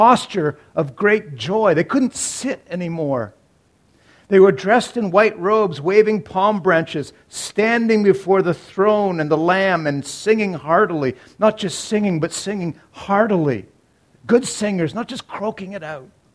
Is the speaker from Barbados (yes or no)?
no; Canada; We're Canadian Baptists